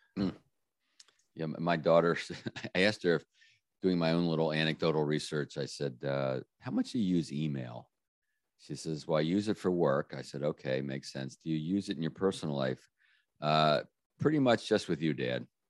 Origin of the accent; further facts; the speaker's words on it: Washington, District of Columbia, United States; my hometown, uh, beautiful Washington, D.C.